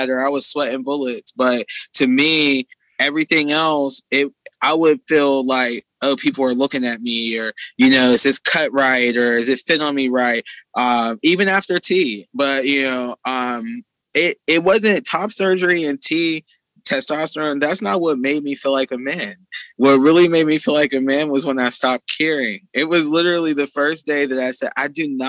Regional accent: Pittsburgh, Pennsylvania, United States; I'm from Pittsburgh

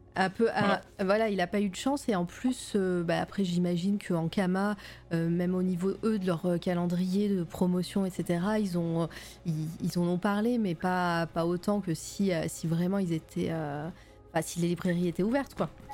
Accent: Auvergne-Rhône-Alpes, France; accent: Auvergne; c'est mon accent de, l'Auvergne qui revient

